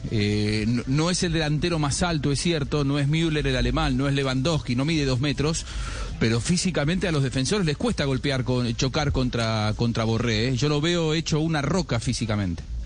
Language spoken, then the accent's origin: Spanish; Argentina